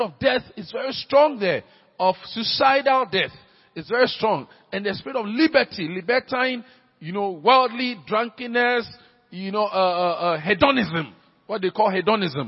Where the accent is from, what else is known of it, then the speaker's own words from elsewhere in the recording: Accra, Greater Accra, Ghana; when I was growing up in Laboni